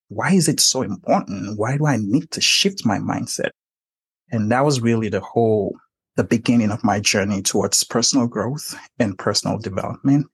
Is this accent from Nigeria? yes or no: yes; Nigeria; moved away; I was born and raised in Nigeria.